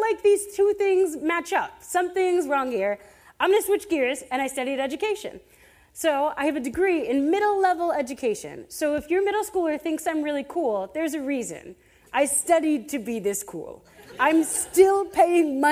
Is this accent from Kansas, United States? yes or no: no; Adamstown, Pennsylvania, United States; moved away; I am from Adamstown, Pennsylvania, where the closest Walmart to my parents' house has horse and buggy parking